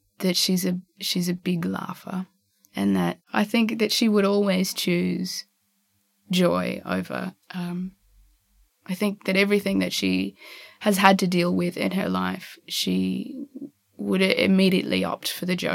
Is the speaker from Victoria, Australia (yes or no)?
no; Darwin, Northern Territory, Australia; also born or lived in eastern states of Australia; now in eastern states, Australia; I was born in Darwin and go back there all the time because my family's there.